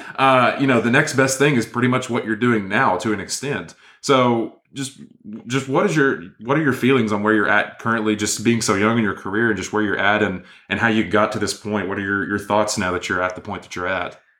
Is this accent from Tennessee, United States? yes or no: yes; Inglewood, Tennessee, United States; we both grew up in, in Inglewood, Tennessee